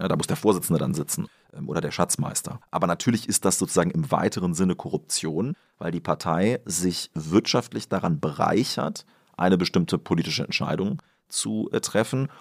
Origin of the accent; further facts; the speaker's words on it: Göttingen district, Lower Saxony, Germany; im Landkreis Göttingen, wo ich herkomme